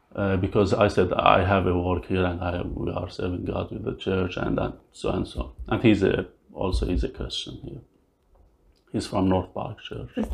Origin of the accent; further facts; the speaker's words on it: Syria; English is a second language; moved away as an adult; also born or lived in Lebanon; now in London, Canada; I came from Syria.